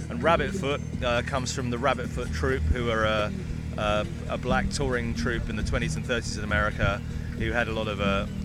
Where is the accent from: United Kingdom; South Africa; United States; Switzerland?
United Kingdom; South East England; we sing songs about growing up in England and being around here.